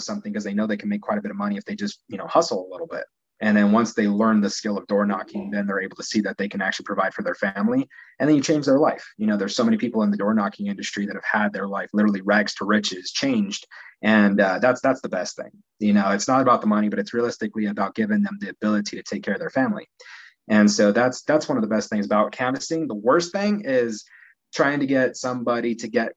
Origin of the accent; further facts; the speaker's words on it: Pueblo, Colorado, United States; also born or lived in Denver, Colorado; I'm actually from Pueblo, Colorado